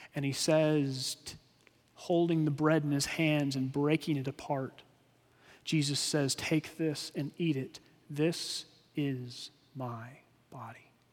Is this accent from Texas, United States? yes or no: yes; Texas, United States; we grew up in Texas